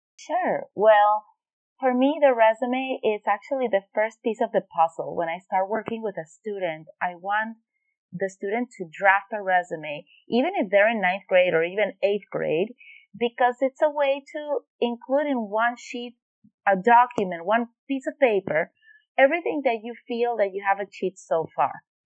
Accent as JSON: {"language": "English", "country": "Venezuela", "moved": "yes", "said": "I am originally from Venezuela"}